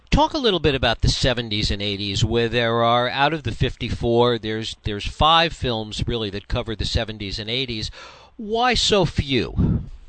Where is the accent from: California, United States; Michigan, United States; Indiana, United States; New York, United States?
New York, United States; someone that grew up in New York